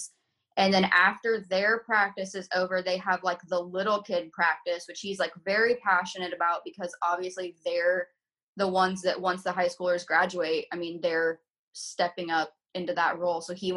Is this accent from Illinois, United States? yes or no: yes; Southern Illinois, United States; now in Indianapolis, United States; I'm from Southern Illinois